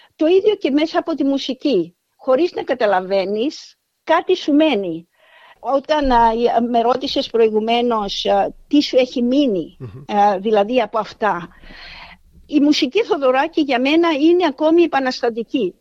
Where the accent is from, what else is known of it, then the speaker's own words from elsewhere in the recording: Cyprus; moved away as an adult; also born or lived in Athens, Greece; now in Australia; κατάγομαι από Κύπρο. Λοιπόν, έζησα τα παιδικά μου χρόνια την εποχή της Αγγλοκρατίας.